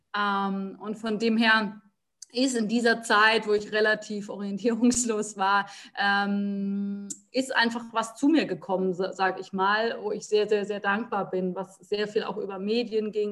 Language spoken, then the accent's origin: German; Rhineland-Palatinate, Germany; Ich bin in der Pfalz aufgewachsen und lebe auch jetzt noch ähm